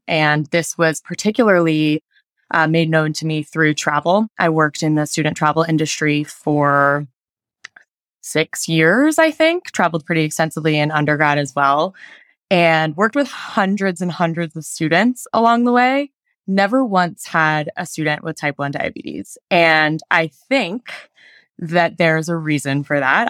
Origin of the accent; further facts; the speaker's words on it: Denver, Colorado, United States; moved away as an adult; now in Utah, United States; I am from Denver, Colorado, but I just moved to Utah